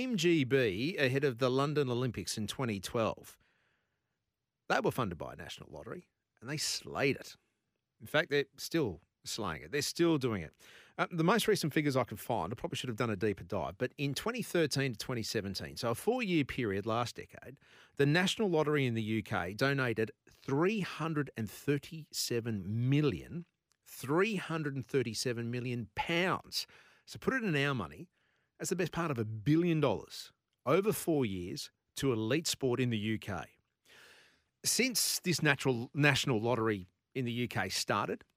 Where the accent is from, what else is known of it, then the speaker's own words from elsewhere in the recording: Queensland, Australia; I'm from Queensland